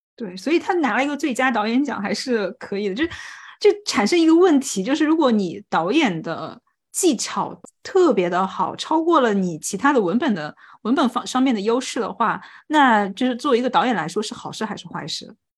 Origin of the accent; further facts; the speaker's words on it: China; 作为中国人